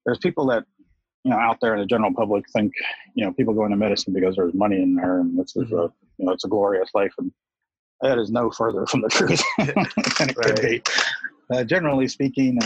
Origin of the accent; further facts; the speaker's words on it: rural Appalachian mountain community, United States; I started my career out actually as a technologist in a rural Appalachian mountain community. You know, I started school there